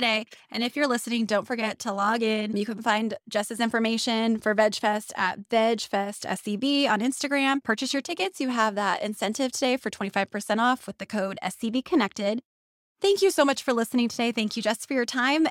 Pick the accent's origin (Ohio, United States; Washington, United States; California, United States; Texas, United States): California, United States; Elk Valley; also born or lived in Santa Clarita; I'm from the Elk Valley